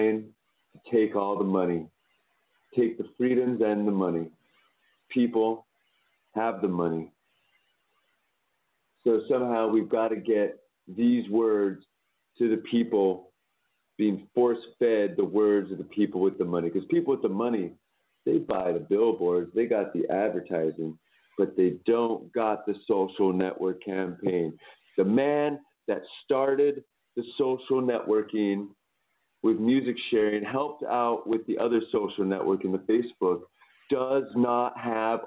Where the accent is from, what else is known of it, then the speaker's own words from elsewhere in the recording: California, United States; moved away as an adult; now in Costa Rica; I'm from California